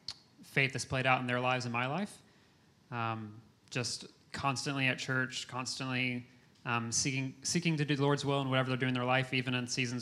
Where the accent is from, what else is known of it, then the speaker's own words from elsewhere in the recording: Concord, North Carolina, United States; Suburbs of Charlotte, so just north of Charlotte and Concord, up by the Speedway, NASCAR town.